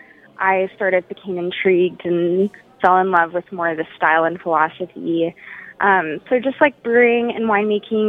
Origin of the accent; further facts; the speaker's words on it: Austin, Texas, United States; moved away; I'm from Austin